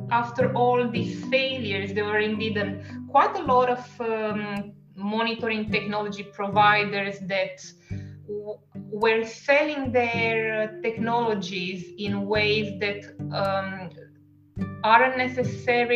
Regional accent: Romania; first language Romanian; English is a second language; moved away as an adult; also born or lived in Italy / France; now in Perth, Australia; we speak Romanian as our native language

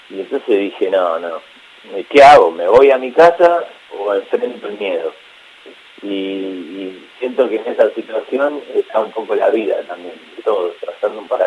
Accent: Ciudadela, Buenos Aires Province, Argentina; No, no, yo me crié, me crié en Ciudadela, que es un barrio este, de zona oeste, donde prácticamente eh, en la calle y en el campo, tenía un campo a la vuelta de mi casa

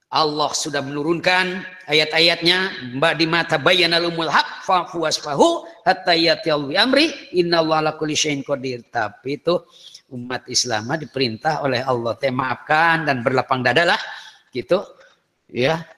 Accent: Kawali, West Java, Indonesia; ya malahan kalau di daerah saya itu daerah Kawali, Ciamis.

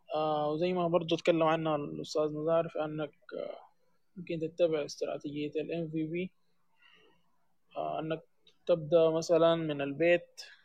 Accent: Sudan; عندنا في السودان

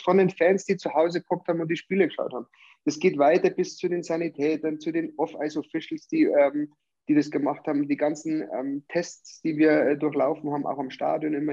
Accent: Hanover, Lower Saxony, Germany; now in Bavaria, Germany; meine alte Heimat Hannover

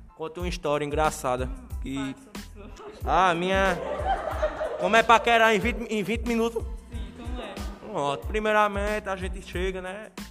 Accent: Northeast Region, Brazil; eu sou nordestino

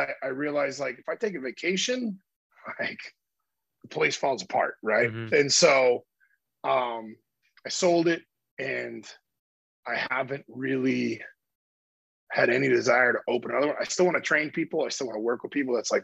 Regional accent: Iowa, United States; moved away; my hometown back in Iowa

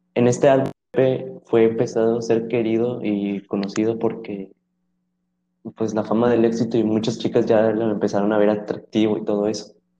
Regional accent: Monterrey, Nuevo León, Mexico; somos de su misma ciudad

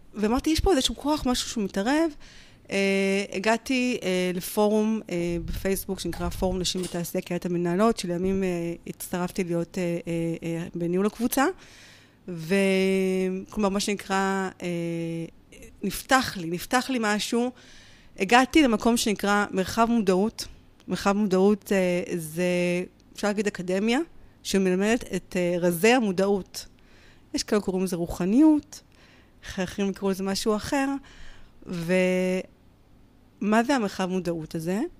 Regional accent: Petah Tikva, Central District, Israel; אני גרה בפתח תקווה, נולדתי בפתח לא תקווה וגדלתי בה

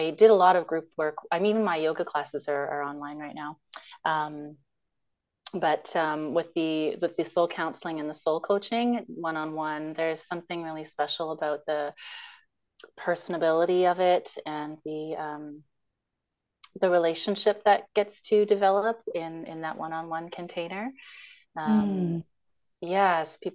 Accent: Toronto, Ontario, Canada; moved away as an adult; now in Victoria, Canada; I grew up in Scarborough and Toronto, and I'm in Victoria now

